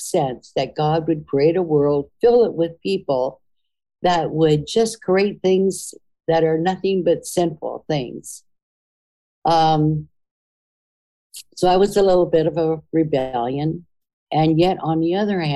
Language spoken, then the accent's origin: English; United States; as a Native American and part Irish